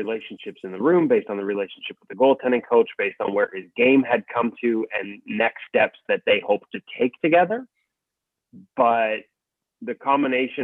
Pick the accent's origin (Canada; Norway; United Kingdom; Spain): Canada; Whitehorse, Yukon; now in Vancouver, Canada; I was born in Whitehorse, Yukon, but yeah, Vancouver's been home for a long time.